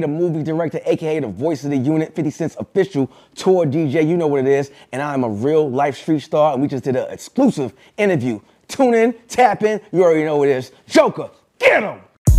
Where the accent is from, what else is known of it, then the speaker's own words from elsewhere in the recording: New York City, New York, United States; now in Dallas, United States; I'm a Texas Dallas transplant, but I'm from Southside Jamaica Queens, New York. 130th and Garbrew. You know, check the resume. You know what it is. So I am a New York cat, but I live in Dallas, Texas, Dallas Fort Worth, and that's where home is